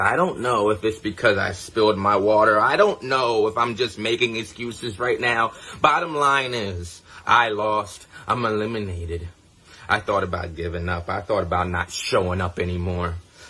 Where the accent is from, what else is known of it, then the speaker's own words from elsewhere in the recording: Lancaster, Pennsylvania, United States; I don't know if it's the pressure of wrestling in my hometown of Lancaster, Pennsylvania.